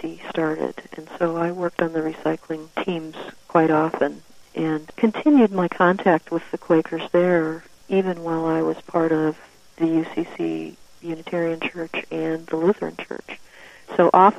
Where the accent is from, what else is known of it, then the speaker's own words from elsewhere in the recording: Woodstock, Illinois, United States; my hometown at that time, which was Woodstock, Illinois.